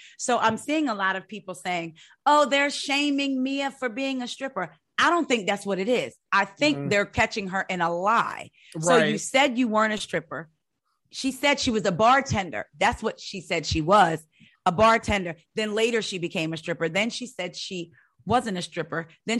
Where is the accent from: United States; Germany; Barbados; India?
United States; New Jersey; I am from Jersey, the country part of Jersey. I am country.